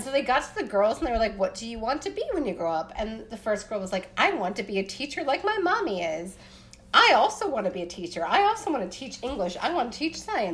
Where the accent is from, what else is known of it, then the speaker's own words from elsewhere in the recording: Appalachia, Pennsylvania, United States; I'm a white girl growing up in Pennsylvania